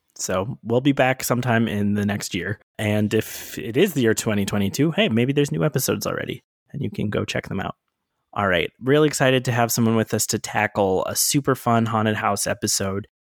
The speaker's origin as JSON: {"language": "English", "town": "Atlanta", "region": "Georgia", "country": "United States", "said": "I'm from Atlanta"}